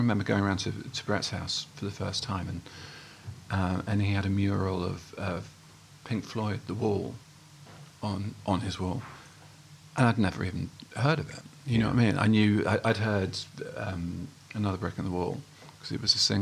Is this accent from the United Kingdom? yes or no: yes; Haywards Heath, South East England, United Kingdom; also born or lived in Welwyn Garden City; I moved to Haywards Heath when I was... Well, my parents moved to Haywards Heath when I was five. So that's where I grew up